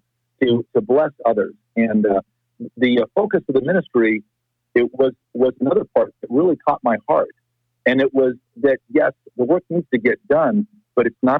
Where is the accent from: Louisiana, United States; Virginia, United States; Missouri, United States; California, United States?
California, United States; I was born and raised in California